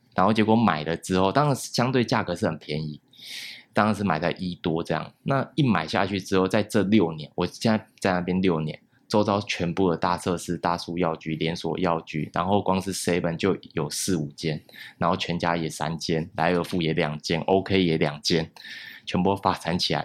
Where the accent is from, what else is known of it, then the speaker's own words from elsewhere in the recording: Taiwan; 怎么把它融合到我们台湾人最接受的东西